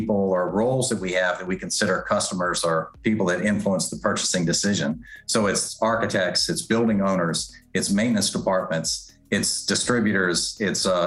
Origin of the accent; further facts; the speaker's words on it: South Boston, Virginia, United States; moved away; I grew up in Southern Virginia in a small town called South Boston.